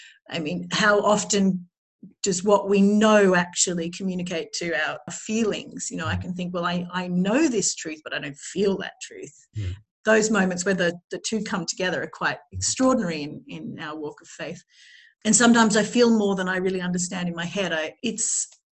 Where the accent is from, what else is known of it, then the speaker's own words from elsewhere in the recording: Australia; I grew up in Australia